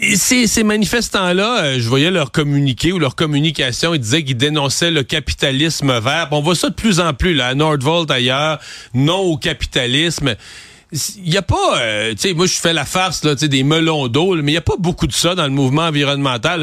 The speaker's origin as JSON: {"language": "French", "region": "Quebec", "country": "Canada", "said": "nous, au Québec"}